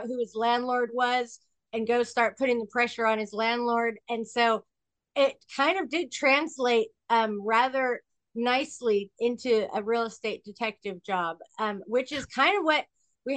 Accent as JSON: {"language": "English", "town": "Sacramento", "region": "California", "country": "United States", "said": "I am from a little town in California called Sacramento"}